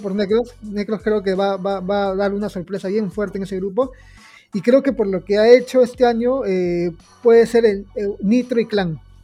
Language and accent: Spanish; Peru; nosotros somos peruanos